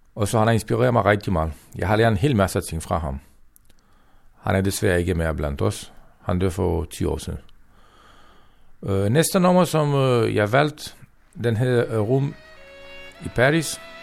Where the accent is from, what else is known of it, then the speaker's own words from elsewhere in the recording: Romania; Danish is a second language; moved away as an adult; now in Denmark; jeg er sigøjner fra Rumænien. I de sidste 23 år, jeg har boet i Danmark